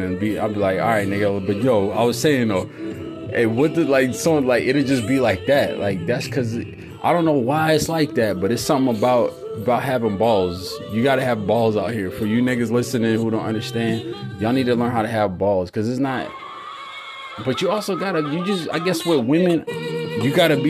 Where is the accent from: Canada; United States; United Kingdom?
United States; California; I'm from California